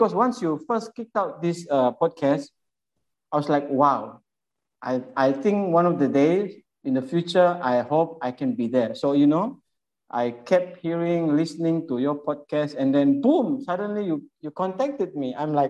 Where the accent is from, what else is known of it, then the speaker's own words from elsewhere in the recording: Jakarta, Indonesia; moved away as an adult; also born or lived in Sulawesi; now in Malaysia; I was born in Jakarta.